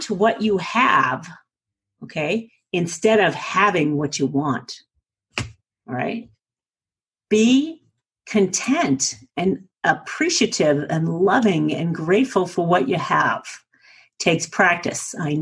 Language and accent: English; New England, United States; accent: New England; now in Colorado, United States